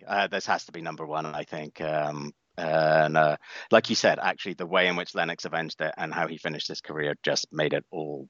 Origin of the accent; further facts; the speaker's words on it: United Kingdom; moved away as an adult; also born or lived in Amsterdam, Netherlands; now in United States; I've spent longer in the United States than I ever did in the U.K.